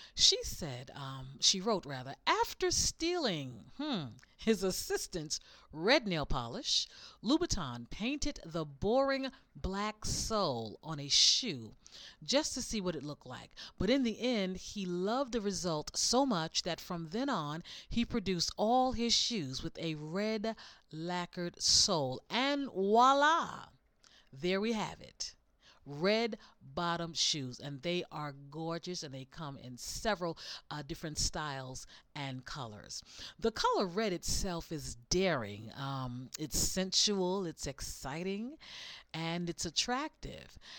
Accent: the South, United States; I'm from the South and Southerners, we love seasonings

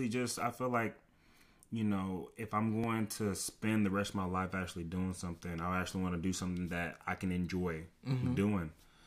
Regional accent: Nigeria; People know me, based on like my background as me being Nigerian.

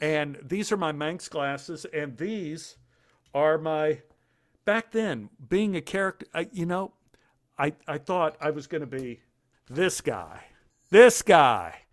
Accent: Dallas, Texas, United States; I grew up in Oak Cliff

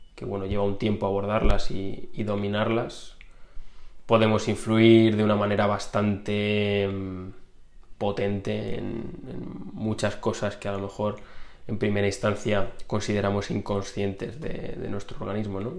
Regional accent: Community of Madrid, Spain; decidí venirme a, a, mi ciudad natal, a mi casa, con mis padres

